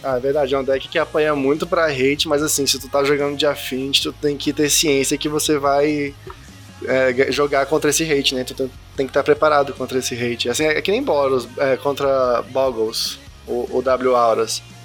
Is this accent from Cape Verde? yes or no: no; Brasília, Federal District, Brazil; sou de Brasília